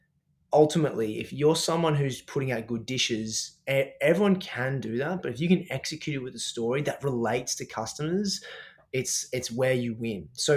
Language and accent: English; Australia; I'm an Aussie chef, obviously a performance chef